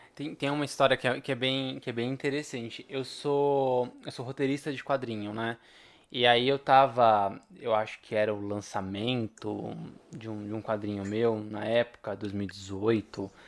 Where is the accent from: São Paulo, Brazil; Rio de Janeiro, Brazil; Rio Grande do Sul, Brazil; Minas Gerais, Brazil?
São Paulo, Brazil; sou de São Paulo